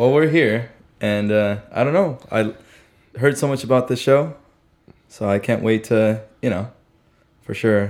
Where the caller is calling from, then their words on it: Las Vegas, Nevada, United States; I'm coming live from Vegas.